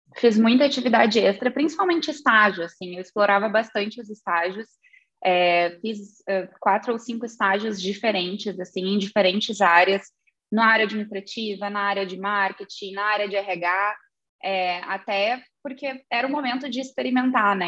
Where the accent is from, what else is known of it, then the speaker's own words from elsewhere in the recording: Santa Vitória do Palmar, Rio Grande do Sul, Brazil; also born or lived in Pelotas / Ireland; eu sou natural de Santa Vitória do Palmar